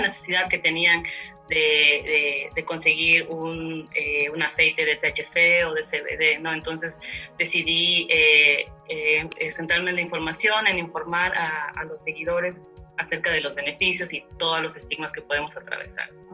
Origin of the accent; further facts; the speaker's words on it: Chiapa de Corzo, Chiapas, Mexico; soy originaria de Chiapas, al sur del país, de un municipio llamado Chiapa de Corzo